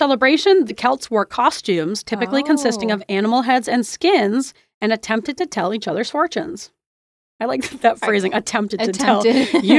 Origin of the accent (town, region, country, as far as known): United States